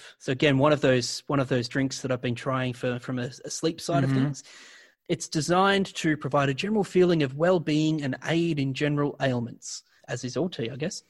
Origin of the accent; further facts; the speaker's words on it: Australia; as an Australian